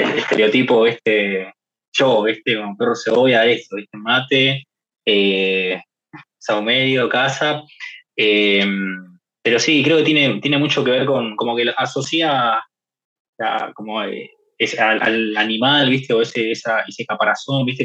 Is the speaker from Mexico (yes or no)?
no; Boulogne, Buenos Aires Province, Argentina; caminando por Boulogne, en barrio, digamos, ahí en mi pueblo natal